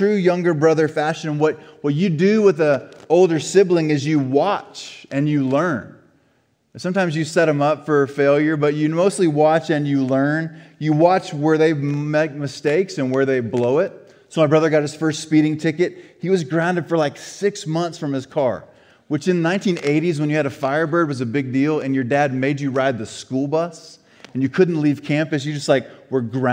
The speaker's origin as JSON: {"language": "English", "region": "Florida", "country": "United States", "tie": "born or raised there", "said": "Growing up in Florida"}